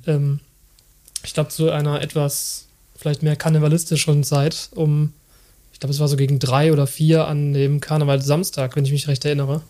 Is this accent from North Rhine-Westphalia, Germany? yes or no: yes; Bergisches Land, North Rhine-Westphalia, Germany; ich bin dann ähm, auch im Bergischen Land aufgewachsen